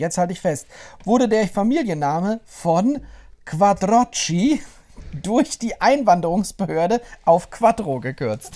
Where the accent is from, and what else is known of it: Mecklenburg-Vorpommern, Germany